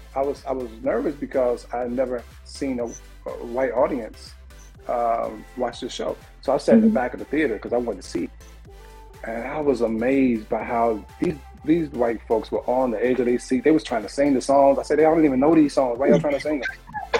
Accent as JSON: {"language": "English", "town": "Anniston", "region": "Alabama", "country": "United States", "tie": "born or raised there", "said": "You know, when I talked about growing up in Anniston years ago, you was either going to be a rapper or singing in church."}